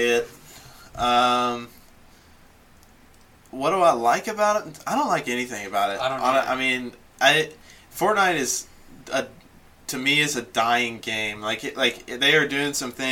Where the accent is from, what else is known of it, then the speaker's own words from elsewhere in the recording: Mount Washington, Kentucky, United States; I am from just south of Louisville in a town called Mount Washington, Kentucky.